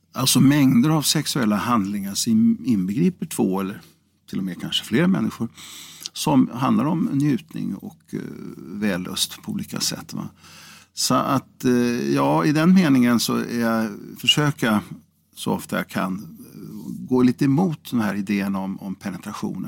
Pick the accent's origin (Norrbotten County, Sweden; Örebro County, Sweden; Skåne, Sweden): Örebro County, Sweden; Karlskoga; also born or lived in Degerfors; i Karlskoga, eller Degerfors eh, var ju min födelseort